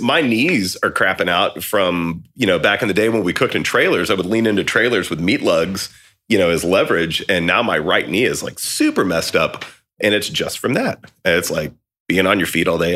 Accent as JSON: {"language": "English", "area": "about two hours from Austin", "region": "Texas", "country": "United States", "tie": "born or raised there", "moved": "as an adult", "lives_now": "Austin, United States", "said": "I'd already moved to Austin, you know, at that point, and it was about two hours from here where I grew up"}